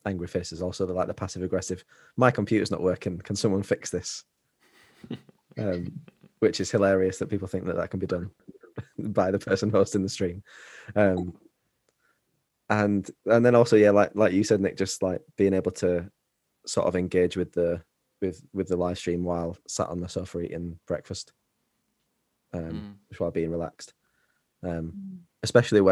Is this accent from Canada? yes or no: no; United Kingdom; as British people